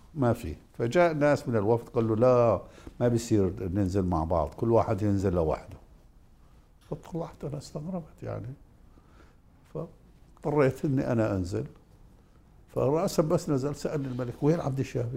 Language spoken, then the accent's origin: Arabic; Jordan; انا اردني